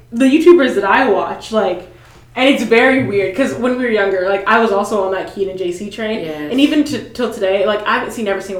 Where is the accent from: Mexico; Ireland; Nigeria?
Nigeria; I'm Nigerian and Nigerians like British, like colonized by the Brits